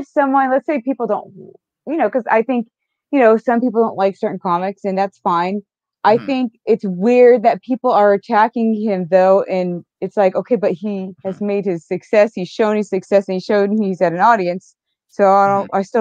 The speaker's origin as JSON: {"language": "English", "region": "California", "country": "United States", "said": "I'm from California"}